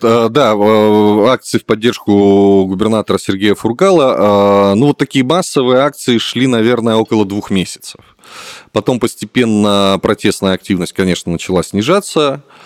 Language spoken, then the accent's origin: Russian; Khabarovsk, Khabarovsk Krai, Russia; moved away as an adult; now in Armenia; Я сам из Хабаровска, это Дальний Восток